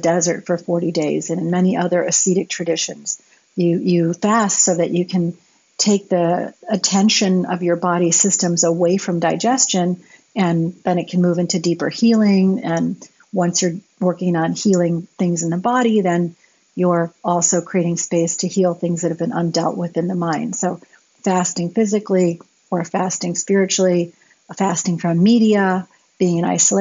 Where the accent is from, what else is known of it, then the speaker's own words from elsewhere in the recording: United States; Growing up in America in the 70s and 80s